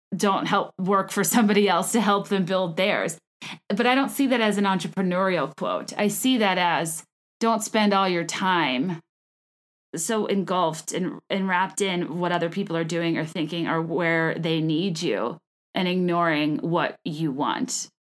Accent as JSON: {"language": "English", "region": "California", "country": "United States", "tie": "born or raised there", "said": "I was born in California. I am a California girl"}